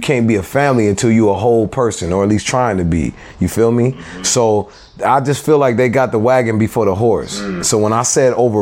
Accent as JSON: {"language": "English", "town": "Lynwood", "region": "California", "country": "United States", "tie": "born or raised there", "said": "I grew up Linwood, man. The corner of Carlin Ave and Bullis."}